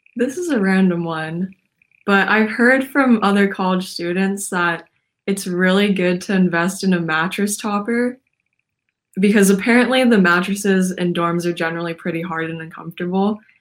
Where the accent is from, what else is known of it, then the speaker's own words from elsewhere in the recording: Portland, Oregon, United States; I am from Portland, Oregon